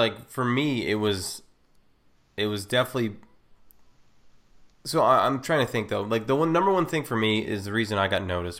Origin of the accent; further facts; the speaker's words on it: Ohio, United States; No, I'm from Ohio.